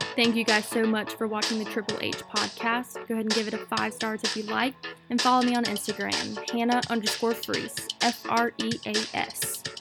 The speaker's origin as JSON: {"language": "English", "town": "Wilmington", "region": "North Carolina", "country": "United States", "said": "I am from Wilmington, North Carolina, out on the East Coast"}